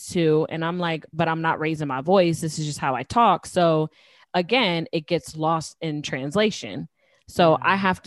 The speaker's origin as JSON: {"language": "English", "region": "New Jersey", "country": "United States", "said": "I'm from Jersey and I'm Puerto Rican"}